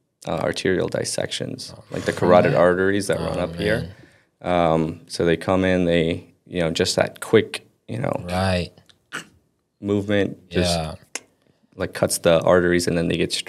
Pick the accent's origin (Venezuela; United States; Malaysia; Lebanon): Lebanon; born there; So I was born in Lebanon, right? So I have like my actual Lebanese passport.